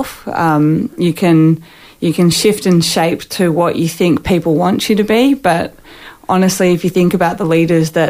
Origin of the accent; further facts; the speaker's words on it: Sydney, New South Wales, Australia; moved away as an adult; now in Queensland, Australia; I grew up in New South Wales